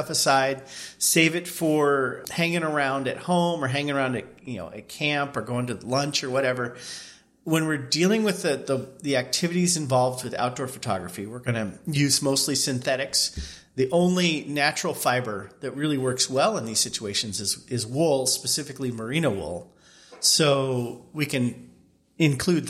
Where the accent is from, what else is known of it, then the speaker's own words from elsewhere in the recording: Eastern Washington, United States; I grew up in Eastern Washington. And now we live on the wet sides of our respective states